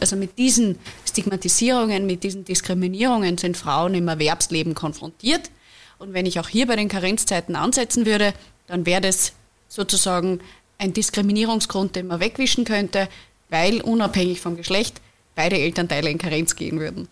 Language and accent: German; Upper Austria, Austria; In meinem Heimatbundesland in Oberösterreich